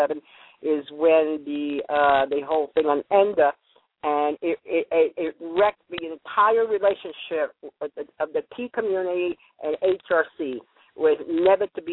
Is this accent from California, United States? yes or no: no; New York, United States; now in Atlanta, United States; I'm from New York